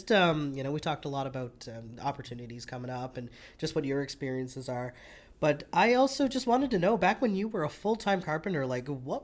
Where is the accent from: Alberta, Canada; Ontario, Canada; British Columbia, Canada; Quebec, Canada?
Quebec, Canada; Listuguj; moved away as an adult; now in Fredericton, Canada; I'm from Listergooch